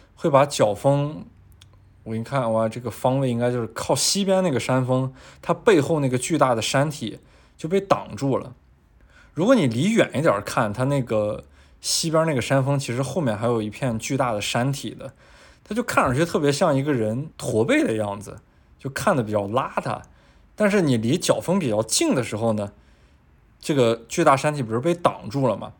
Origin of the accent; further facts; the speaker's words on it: China; 我们很多作为中国人的心里的变化